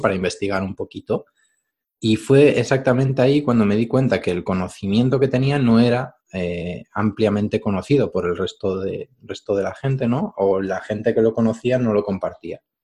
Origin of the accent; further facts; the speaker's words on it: Galicia, Spain; gallego de toda la vida